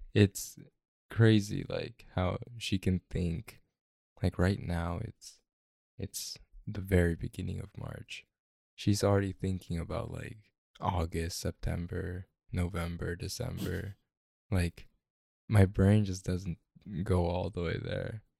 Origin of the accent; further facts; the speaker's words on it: Mississippi, United States; moved away; I grew up in Mississippi.